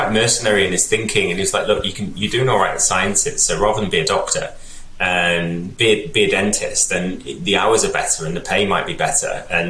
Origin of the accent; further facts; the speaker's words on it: North Wales, United Kingdom; moved away as an adult; also born or lived in Leeds; I'm Welsh. I grew up in North Wales.